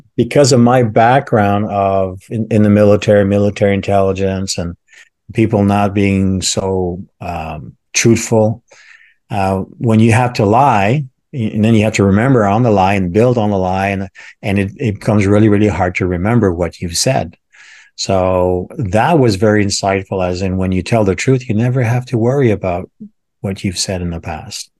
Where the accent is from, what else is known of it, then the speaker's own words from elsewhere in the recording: Canada; when I was growing up in Canada